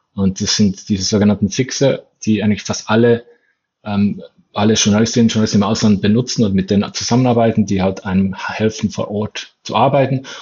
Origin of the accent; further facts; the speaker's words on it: Bern, Switzerland; ich komme ja aus Bern, ähm, aus der Hauptstadtregion in der Schweiz